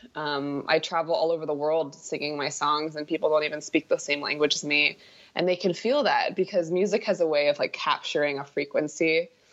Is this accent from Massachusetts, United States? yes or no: no; New York City, New York, United States; now in Los Angeles, United States; growing up in New York City